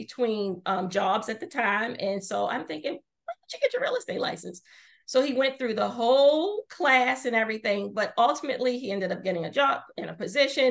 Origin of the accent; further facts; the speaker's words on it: Baltimore, Maryland, United States; Baltimore, which is obviously my home town